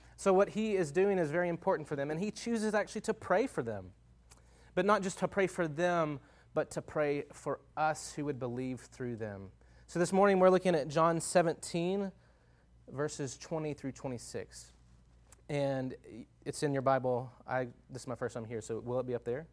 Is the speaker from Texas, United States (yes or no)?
yes; Longview, Texas, United States; moved away as an adult; now in Tucson, United States; I grew up in Northeast Texas in a town called Longview, Texas